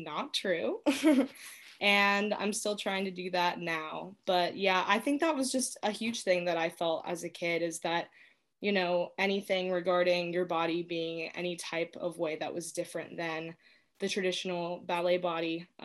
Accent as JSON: {"language": "English", "town": "Dayton", "region": "Ohio", "country": "United States", "tie": "born or raised there", "said": "I'm from Dayton. I've lived here most of my life"}